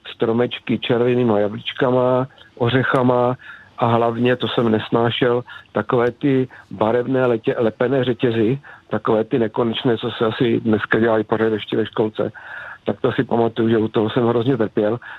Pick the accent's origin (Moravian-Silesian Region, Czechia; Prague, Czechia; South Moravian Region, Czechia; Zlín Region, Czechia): Zlín Region, Czechia; near Zlín; vyrůstal jsem tady kousek od Zlína na samotě